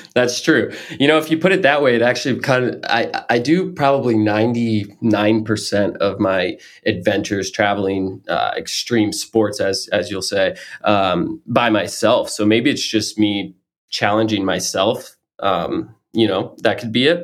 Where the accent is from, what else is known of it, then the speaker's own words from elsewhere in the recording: Florida, United States; now in Maine, United States; I grew up in Florida